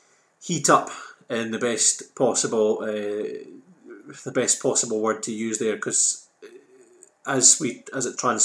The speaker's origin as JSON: {"language": "English", "town": "Edinburgh", "region": "Scotland", "country": "United Kingdom", "moved": "as an adult", "lives_now": "Inverness, United Kingdom", "said": "I'm an incomer. I'm from Edinburgh. I've only been in Inverness 15 years."}